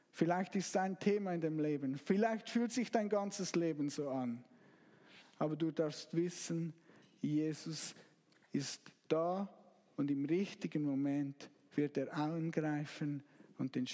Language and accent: German; Zug, Switzerland; Ich, ich, ich komme aus Zug und Zug wurde letztes Jahr Meister. Ich war nicht dabei, aber ich habe es fast bis zu mir nach Hause gehört.